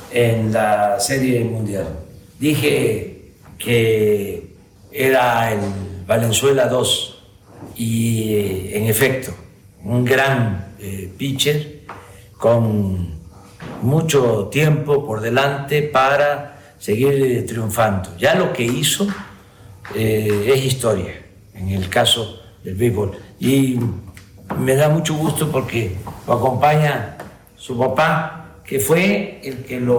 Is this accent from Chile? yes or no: no; Mexico; bien orgulloso de, mi tierra, bien orgulloso de México